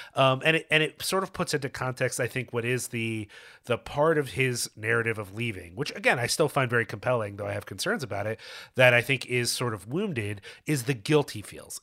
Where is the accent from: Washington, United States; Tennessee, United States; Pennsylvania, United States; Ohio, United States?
Pennsylvania, United States; Philadelphia; I grew up in Philly